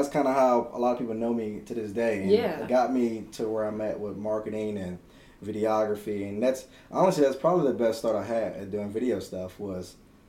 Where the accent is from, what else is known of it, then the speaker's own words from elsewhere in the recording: New Orleans, Louisiana, United States; I grew up in New Orleans.